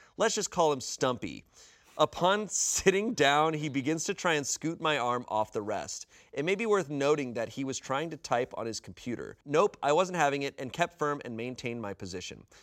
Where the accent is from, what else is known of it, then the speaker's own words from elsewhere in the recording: United States; I'm American